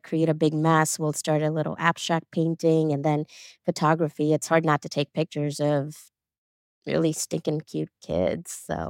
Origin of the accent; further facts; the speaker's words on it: India; But I think being an Indian woman, that just comes naturally to me.